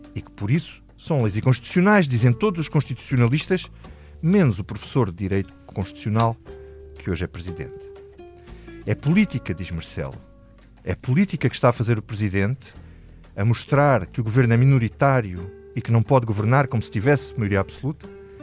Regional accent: Alentejo, Portugal; também sou lentejano, mas não sou de Castro Verde

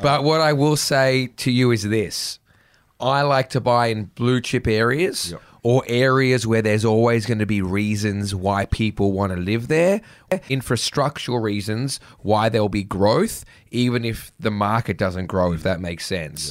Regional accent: Sydney, New South Wales, Australia; I grew up in the North Shore

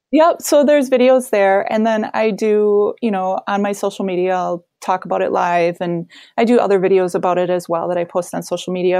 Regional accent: Wisconsin, United States; also born or lived in Colorado; I'm from Wisconsin

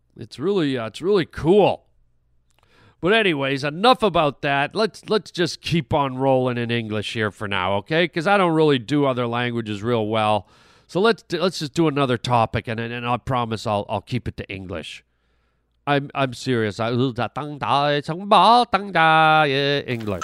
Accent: Canada; moved away; also born or lived in Germany; I grew up in Canada and, and French was mandatory, and I lived in Germany for a, a wh-, a while

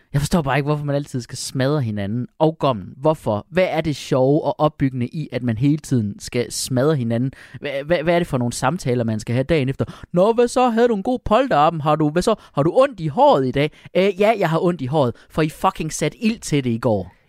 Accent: Jutland, Denmark; som jyde

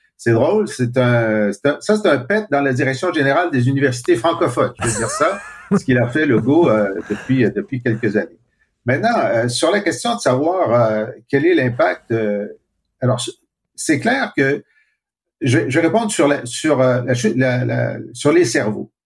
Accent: Canada; je suis Canadien français et mon groupe a, a souffert de, d'oppression pendant deux siècles

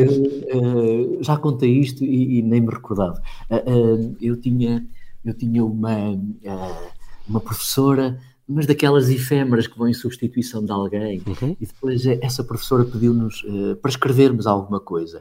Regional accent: Portugal; como bom português que sou

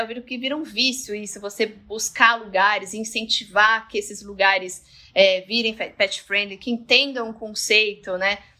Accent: Santos, São Paulo, Brazil; Nós somos de Santos

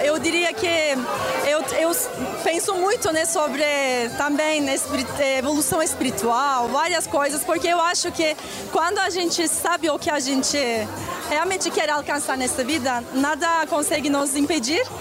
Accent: Turkey; Portuguese is a second language; now in Brazil; Eu sou da outro outro continente, eu vim aqui da Turquia

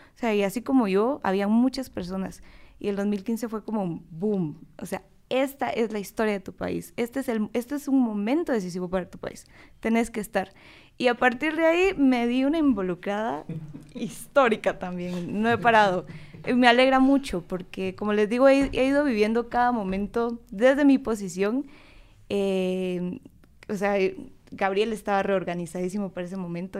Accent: Guatemala; soy politóloga guatemalteca

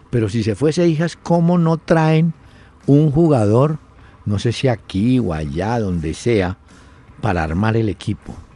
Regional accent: Colombia; Luego dicen que los desafectados somos los colombianos.

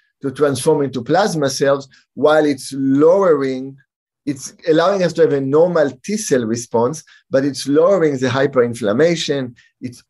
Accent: Israel; moved away; also born or lived in San Francisco; I grew up in Israel

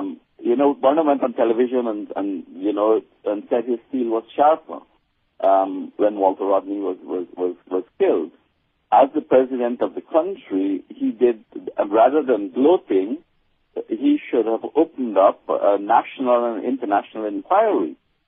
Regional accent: Guyana; I mean, I grew up in Guyana as a youth, and I was involved in the anti-apartheid struggle

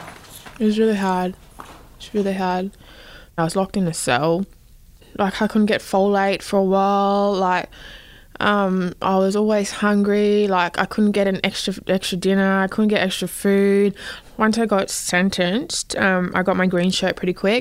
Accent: Darwin, Northern Territory, Australia; I was born in Darwin.

